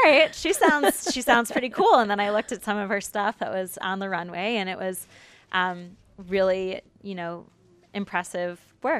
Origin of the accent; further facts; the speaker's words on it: Detroit, Michigan, United States; I'm from Michigan, from the Detroit area, and we have one of the largest Arab populations outside of the Middle East